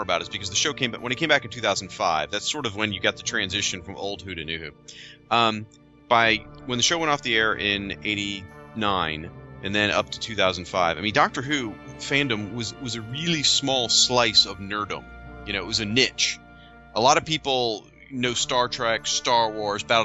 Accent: United States; the three of us, we're from the United States.

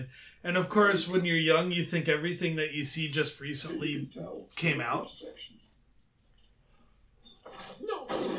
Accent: Darmstadt, Hesse, Germany; moved away; my hometown, Darmstadt, Germany

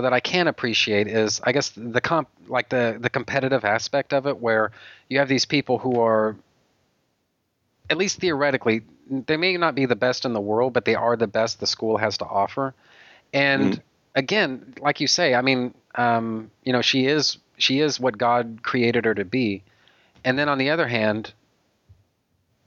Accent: Texas, United States; I'm a Texan

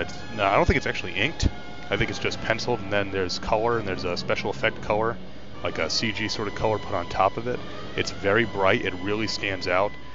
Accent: New York, United States; being a New Yorker like I am

